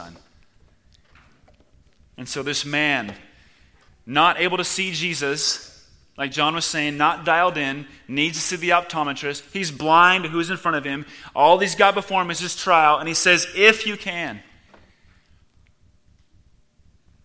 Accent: Washington, United States; moved away as an adult; now in Czech Republic; my home state of Washington

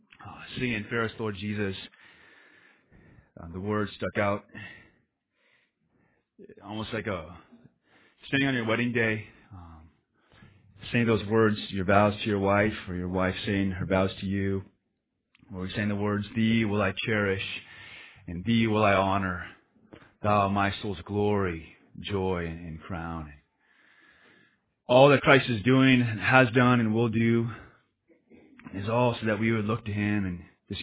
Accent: Spokane, Washington, United States; we came from Caucasianville, just white suburbia, Spokane, Washington, and there's like three Asians

